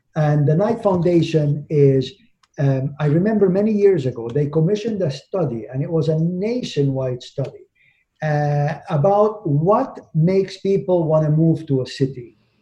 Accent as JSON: {"language": "English", "town": "Miami", "region": "Florida", "country": "United States", "said": "I'm from Miami"}